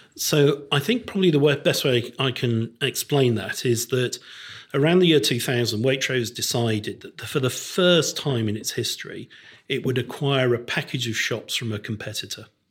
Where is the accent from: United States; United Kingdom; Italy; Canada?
United Kingdom; Crewe, North West England; When I was growing up in Crewe in the nineteen sixties and seventies